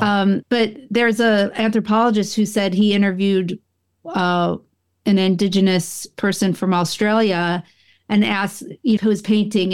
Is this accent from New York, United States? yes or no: yes; Buffalo, New York, United States; also born or lived in Rochester; when I grew up in upstate New York, I'm from the Buffalo area